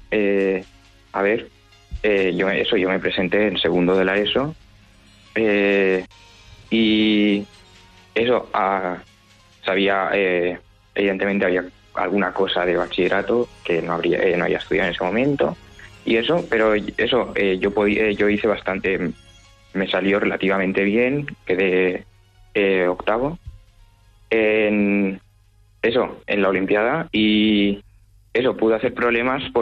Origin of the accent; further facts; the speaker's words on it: Alicante, Valencian Community, Spain; De la ciudad de Alicante.